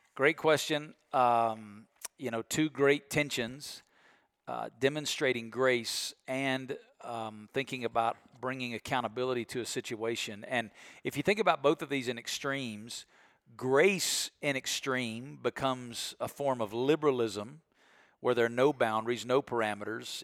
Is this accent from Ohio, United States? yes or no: no; Alabama, United States; I'm from Alabama